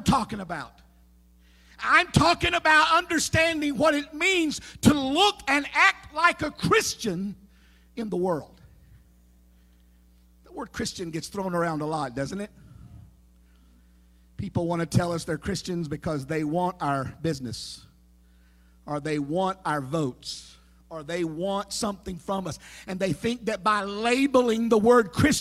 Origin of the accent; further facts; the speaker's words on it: Kannapolis, North Carolina, United States; my hometown where I grew up. In the town of Kannapolis, North Carolina